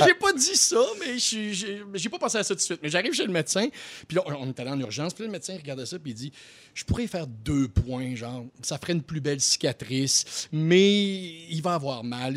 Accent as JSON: {"language": "French", "town": "Quebec City", "region": "Quebec", "country": "Canada", "said": "je viens de Québec."}